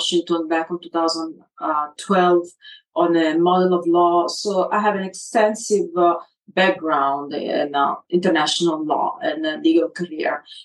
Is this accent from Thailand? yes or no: no; Italy; I'm Italian 100%